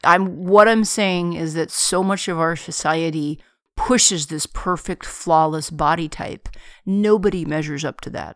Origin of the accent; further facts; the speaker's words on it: United States; I'm an American. I've very rarely had the occasion to travel outside of America